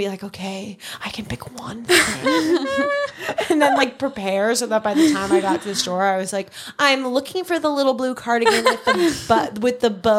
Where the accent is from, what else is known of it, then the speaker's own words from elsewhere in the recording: Long Island, New York, United States; growing up on Long Island